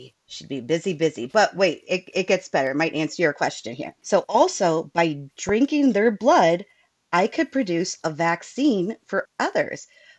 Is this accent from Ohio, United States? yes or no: no; Iowa, United States; That's Iowa, my home state and Mindy's home state and my current living state as well.